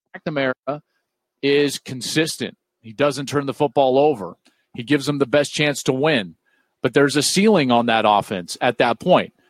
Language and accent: English; Michigan, United States; growing up in the state of Michigan, my whole life